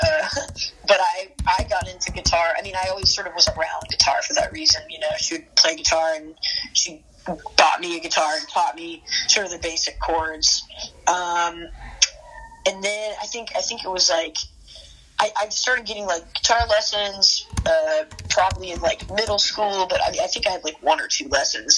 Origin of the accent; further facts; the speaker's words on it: Atlanta, Georgia, United States; also born or lived in Athens, Georgia / Nashville; I grew up in the Atlanta suburbs